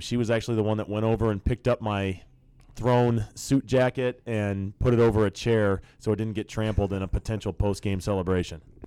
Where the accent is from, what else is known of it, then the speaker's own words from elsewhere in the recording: Nebraska, United States; I grew up in Nebraska, um, and the bulk of my youth was in the '90s.